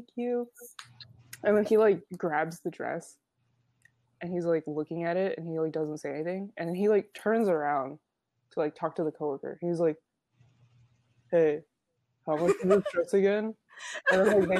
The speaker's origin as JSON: {"language": "English", "country": "United States", "said": "I'm from the US"}